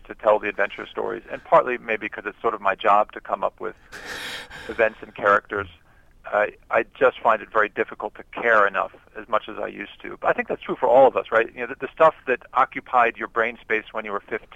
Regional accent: San Antonio, Texas, United States; my hometown San Antonio Spurs

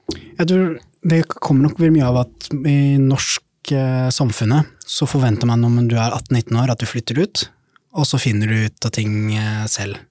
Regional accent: Tønsberg, Vestfold, Norway; also born or lived in Somalia; now in Oslo, Norway; kommer jeg fra Tønsberg, da, men er født i Somalia

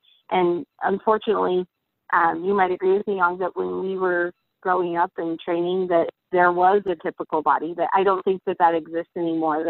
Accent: Spokane, Washington, United States; I'm from Spokane, Washington.

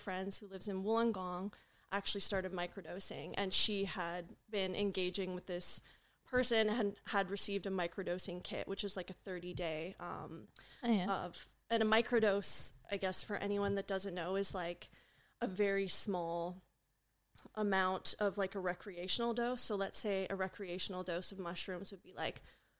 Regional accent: Vancouver, British Columbia, Canada; now in Australia; I'm from Canada, from Vancouver

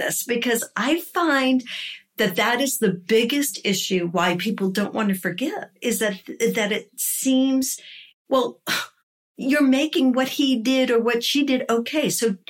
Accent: New York, United States; Now, I'm a New Yorker.

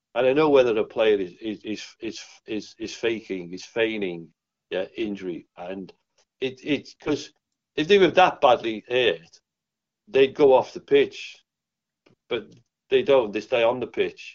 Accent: Liverpool, North West England, United Kingdom; I'm from Liverpool.

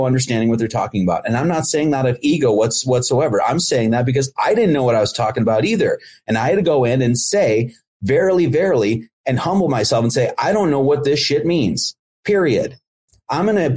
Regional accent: Midwest, United States; I grew up in the Midwest

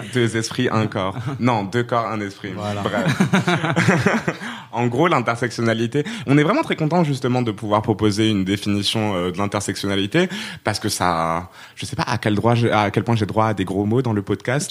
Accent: Rabat, Rabat-Salé-Kénitra, Morocco; also born or lived in Poitiers, France; now in Aubervilliers, France; à la base, je suis, euh, je suis marocaine, je viens de Rabat

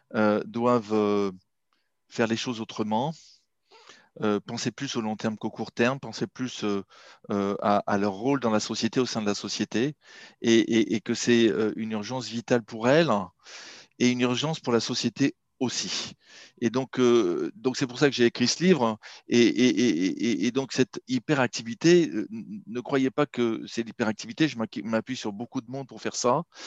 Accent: Marseille, Provence-Alpes-Côte d'Azur, France; moved away as an adult; also born or lived in Shanghai, China / Silicon Valley, United States / London, United Kingdom; now in Paris, France; je suis marseillais d'origine

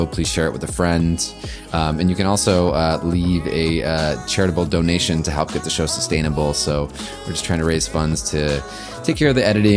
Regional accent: Southern California, United States; I'm from Southern California

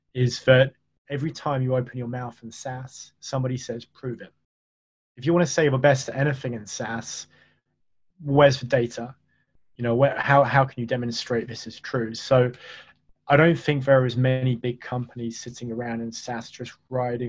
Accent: United Kingdom; I'm British

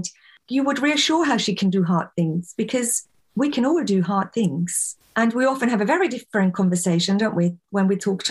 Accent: Austria; moved away as an adult; now in England, United Kingdom; I was born and raised in Austria, came here to England when I was in my early 20s

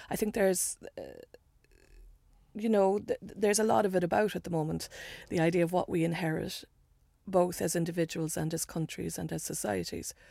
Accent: Ireland; I, I you know being Irish and being. I think it's becoming clearer that we you know, I made a joke about how we, we, know our history too much. But also, there's stuff we don't know and we won't look at. And in Ireland, so much is beginning to get uncovered.

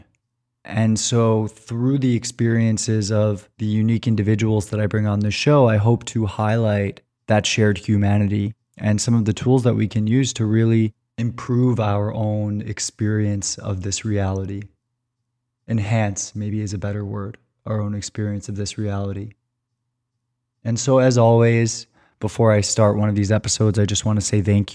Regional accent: New York, United States; my home state of New York

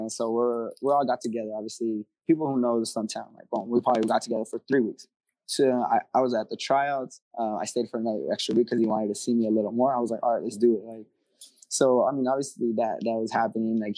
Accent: California, United States; I mean, I come from Cali, bro, and I'll tell you straight up, to get fans in Cali is hard

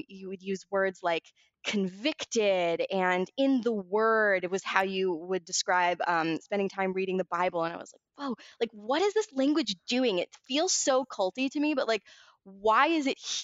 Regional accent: Baltimore, Maryland, United States; now in Los Angeles, United States; I grew up in Baltimore.

